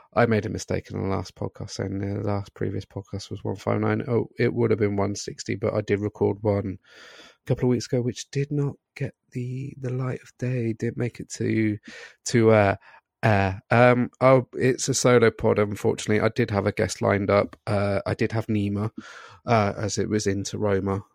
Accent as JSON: {"language": "English", "region": "Scotland", "country": "United Kingdom", "said": "I'm Scottish"}